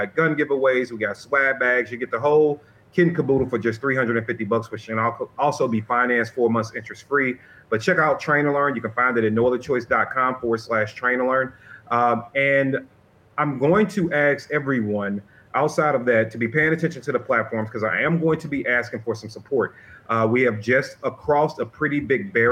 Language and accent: English; St. Louis, Missouri, United States; my hometown